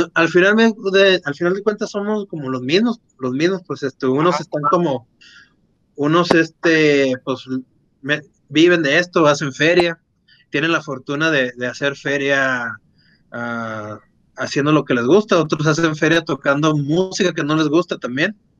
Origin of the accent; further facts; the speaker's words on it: Agua Prieta, Sonora, Mexico; viviendo en Agua Prieta, que es un pueblo está a 45 minutos de, de ahí